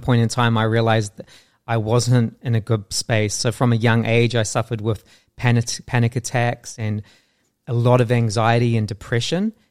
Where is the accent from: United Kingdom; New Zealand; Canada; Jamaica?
New Zealand; growing up in New Zealand I really struggled with my sense of self